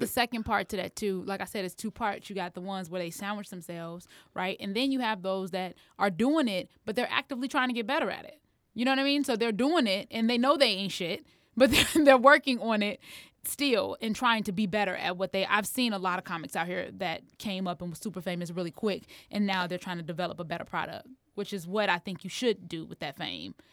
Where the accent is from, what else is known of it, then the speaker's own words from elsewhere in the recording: Harvey, Illinois, United States; I'm from Harvey.